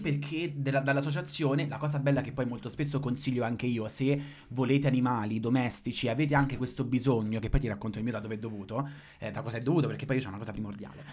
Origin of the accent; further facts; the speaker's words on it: San Benedetto del Tronto, Marche, Italy; now in Rome, Italy; io vengo da San Benedetto del Tronto, quindi siamo nelle Marche Sud.